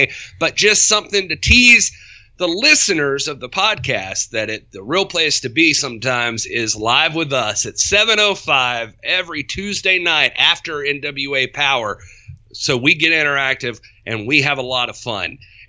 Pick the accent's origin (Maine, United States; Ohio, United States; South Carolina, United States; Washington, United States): South Carolina, United States; I'm from South Carolina.